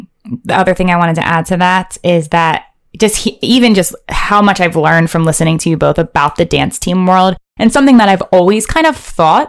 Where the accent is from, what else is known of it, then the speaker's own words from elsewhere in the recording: Maryland, United States; I grew up in Maryland.